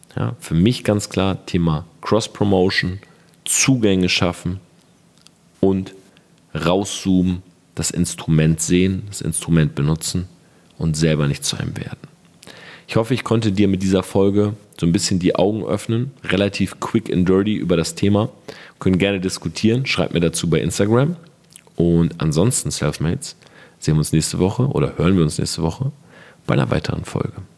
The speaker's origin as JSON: {"language": "German", "country": "Germany", "said": "bei uns in Deutschland"}